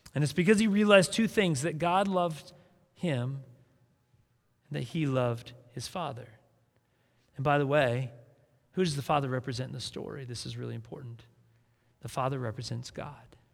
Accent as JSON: {"language": "English", "region": "South Dakota", "country": "United States", "tie": "born or raised there", "said": "I grew up in South Dakota"}